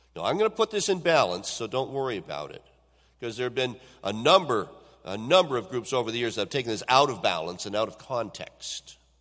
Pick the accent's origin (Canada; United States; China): Canada; Owen Sound, Ontario; when I was a young person growing up in the Owen Sound area